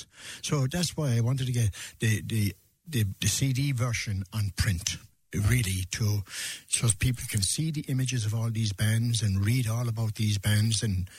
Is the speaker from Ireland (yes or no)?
yes; Limerick, Munster, Ireland; I grew up in Limerick on record.